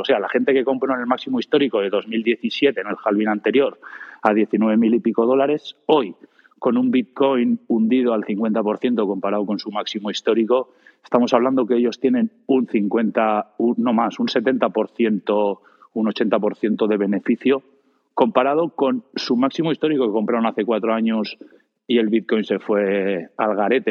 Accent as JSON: {"language": "Spanish", "country": "Spain", "said": "en España"}